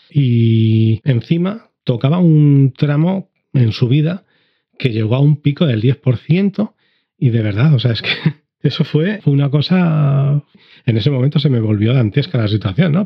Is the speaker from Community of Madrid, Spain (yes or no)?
yes; Madrid, Community of Madrid, Spain; moved away; also born or lived in Andalusia; soy de Madrid